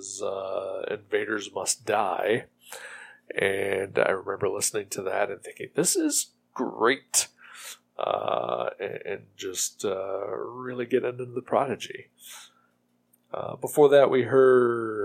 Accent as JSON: {"language": "English", "region": "Ohio", "country": "United States", "tie": "born or raised there", "said": "my home state of Ohio"}